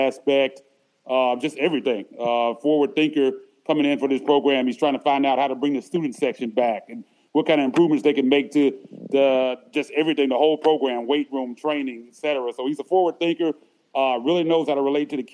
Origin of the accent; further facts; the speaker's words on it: Memphis, Tennessee, United States; also born or lived in San Francisco; lived in Memphis pretty much all my life. I was born in San Francisco, but I've been there in Memphis ever since I was about 2 years old